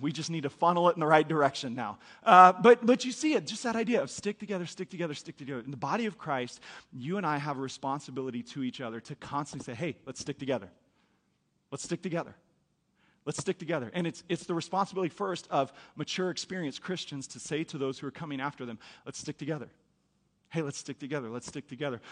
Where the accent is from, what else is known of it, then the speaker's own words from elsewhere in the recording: United States; as Americans